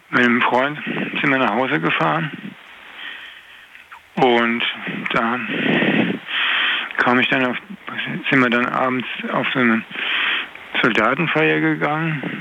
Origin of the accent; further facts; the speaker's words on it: Koblenz, Rhineland-Palatinate, Germany; komme aus Koblenz und äh, ich wohne, wohne, allerdings damals noch nicht in Koblenz, ich habe in Nachstetten gewohnt.